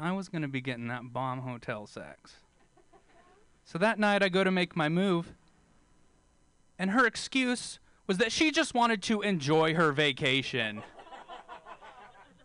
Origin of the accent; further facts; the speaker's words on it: Bakersfield, California, United States; I'm from Bakersfield